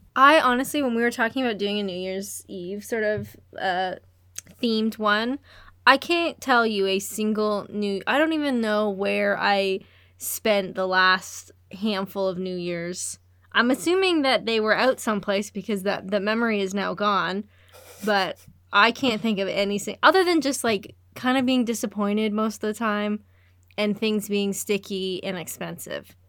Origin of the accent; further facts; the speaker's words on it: Canada; I'm Canadian